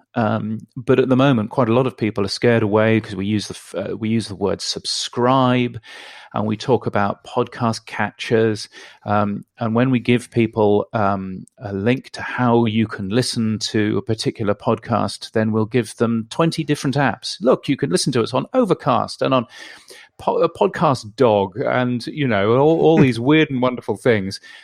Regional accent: United Kingdom; now in Australia; I live in Australia, but I'm a Brit, as you can tell from my ridiculous accent

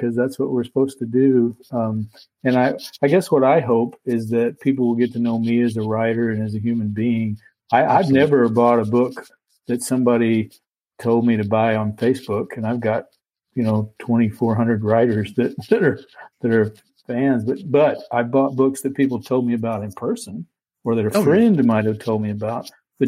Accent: Weatherford, Texas, United States; moved away; also born or lived in Alaska; Just west of Fort Worth, a little town called Weatherford

